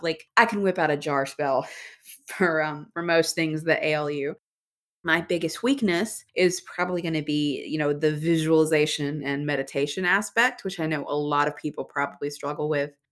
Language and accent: English; Alabama, United States; I was born and raised in Alabama